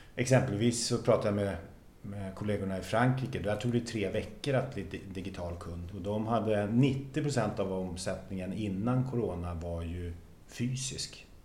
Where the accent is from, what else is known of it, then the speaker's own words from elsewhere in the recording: Sweden; Jag är uppvuxen på bondgård i Västra